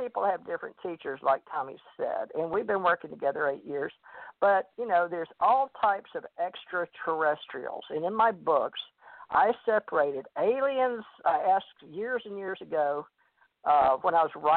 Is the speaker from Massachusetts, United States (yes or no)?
no; Monroe, Louisiana, United States; I went to a big Baptist church on Sundays in Monroe, Louisiana, and I grew up believing that hell and damnation